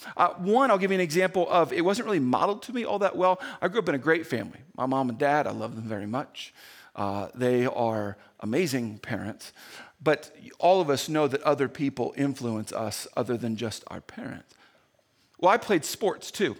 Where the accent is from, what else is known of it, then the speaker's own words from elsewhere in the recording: Indiana, United States; moved away; when I grew up in Indiana